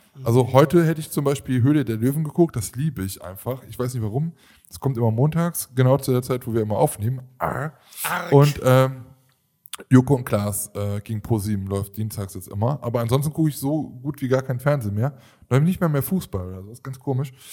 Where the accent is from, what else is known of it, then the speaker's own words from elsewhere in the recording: Germany; wir jetzt als Deutsche.